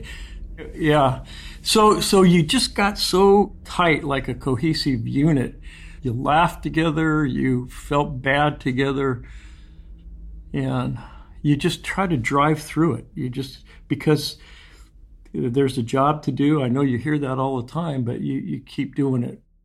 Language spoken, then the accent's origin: English; Santa Cruz, California, United States; Mickey and I were born and raised in Santa Cruz